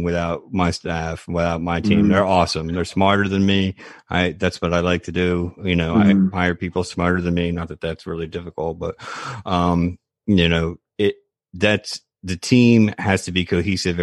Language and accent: English; Tampa, Florida, United States; I'm born and raised in Tampa